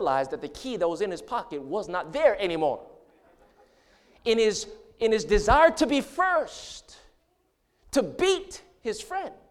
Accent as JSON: {"language": "English", "region": "Hawaii", "country": "United States", "tie": "born or raised there", "moved": "yes", "said": "I grew up in Hawaii. That's where I'm from"}